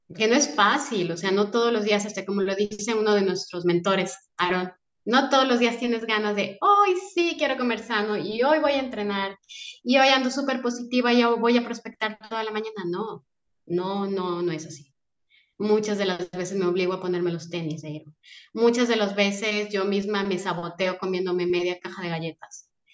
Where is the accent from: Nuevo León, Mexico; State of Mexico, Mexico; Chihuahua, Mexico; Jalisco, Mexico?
Jalisco, Mexico; Guadalajara; moved away as an adult; now in Mérida, Mexico; soy de Guadalajara. Y llevamos seis meses viviendo en Mérida